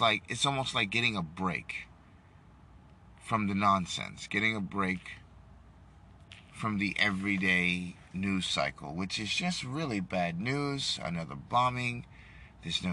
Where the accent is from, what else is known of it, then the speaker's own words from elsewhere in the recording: New York, United States; now in Texas, United States; I'm from New York